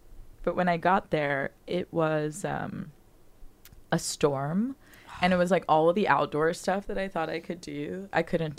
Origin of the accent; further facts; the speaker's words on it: Miami, Florida, United States; moved away as an adult; I'm from Miami.